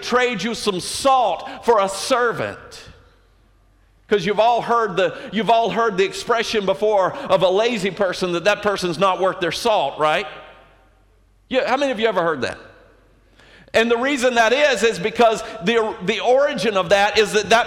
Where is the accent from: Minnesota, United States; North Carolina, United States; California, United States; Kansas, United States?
North Carolina, United States; Colerain; I am from Coleraine, North Carolina